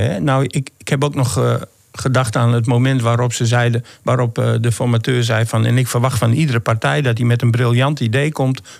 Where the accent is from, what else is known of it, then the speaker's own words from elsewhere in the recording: Groningen, Netherlands; Maar je vraagt van wat zullen we er in zijn totaliteit van merken als, Groning, ja, als Groningers.